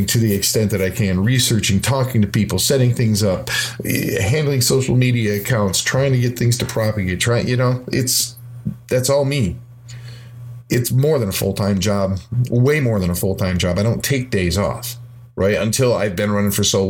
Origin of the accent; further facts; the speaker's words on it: Midwest, United States; I'm from the Midwest, and I'm a musician